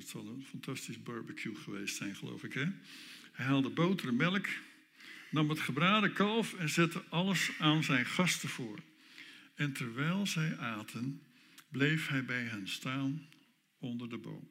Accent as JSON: {"language": "Dutch", "region": "North Holland", "country": "Netherlands", "said": "Dan kom ik uit Noord-Holland"}